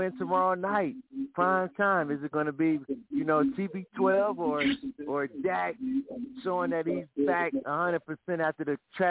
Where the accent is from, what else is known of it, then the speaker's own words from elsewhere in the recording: Cleveland, Ohio, United States; I love the Browns, too, because I'm from Cleveland